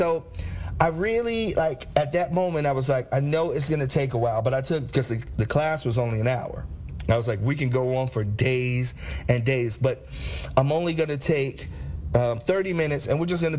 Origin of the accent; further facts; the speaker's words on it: Cincinnati, Ohio, United States; growing up in Cincinnati